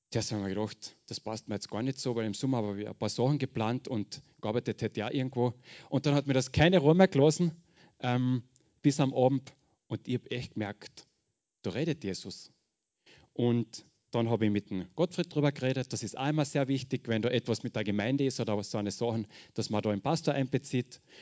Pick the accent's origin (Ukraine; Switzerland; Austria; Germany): Austria; Carinthia; accent: Carinthian; ich sage gleich, ich rede Kärntnerisch, ich hoffe, wir brauchen keinen Dolmetscher. Hochdeutsch geht noch nicht.